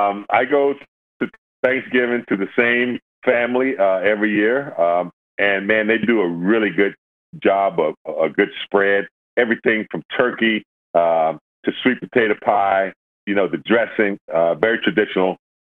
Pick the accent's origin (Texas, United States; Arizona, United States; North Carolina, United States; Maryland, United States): North Carolina, United States; now in Los Angeles, United States; I'm from North Carolina.